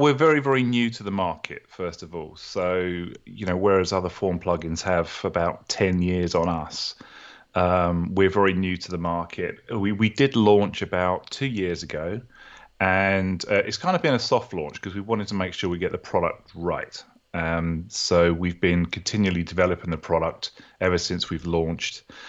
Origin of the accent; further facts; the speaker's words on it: United Kingdom; accent: British; moved away as an adult; also born or lived in New Orleans, Louisiana, United States; now in Atlanta, United States; originally from the U K, as you can tell from my accent, very similar to your accent. And I moved to the U S about sixteen years ago